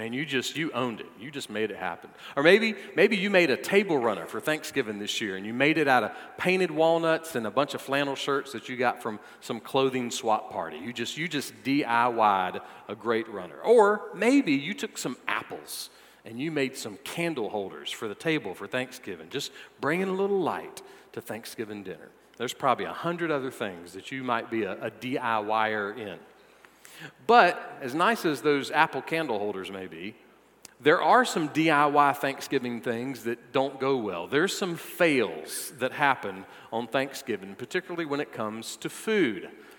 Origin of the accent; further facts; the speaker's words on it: the South, United States; Well, if my new coworkers weren't already aware that I'm from the South, I accidentally put double the amount of butter in my hash brown casserole